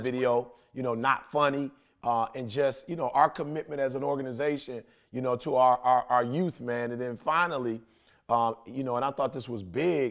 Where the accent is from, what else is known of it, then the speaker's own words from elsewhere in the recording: Detroit, Michigan, United States; I'm a kid from Detroit, high school dropout